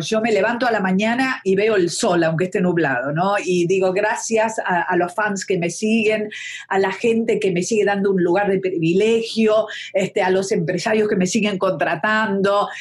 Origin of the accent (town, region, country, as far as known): Argentina; also born or lived in Buenos Aires / Mexico